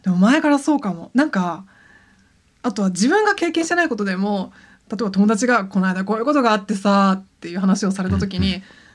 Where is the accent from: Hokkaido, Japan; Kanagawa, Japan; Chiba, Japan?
Kanagawa, Japan; Yokohama; moved away; 私は神奈川県出身なんですけど、神奈川神奈川の横浜の割と中心部繁華街出身なんですよ